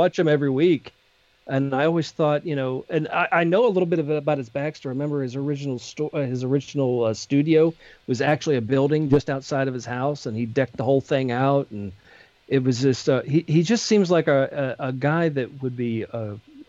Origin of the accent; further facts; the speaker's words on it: Pennsylvania, United States; moved away; I grew up in Pennsylvania